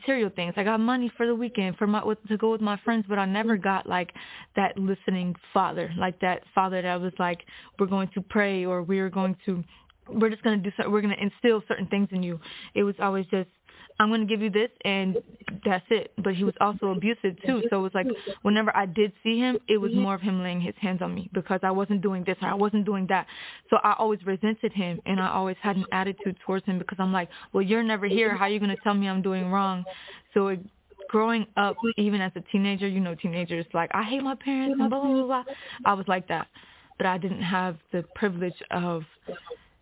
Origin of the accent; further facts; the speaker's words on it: Hagerstown, Maryland, United States; I'm from Hagerstown, Maryland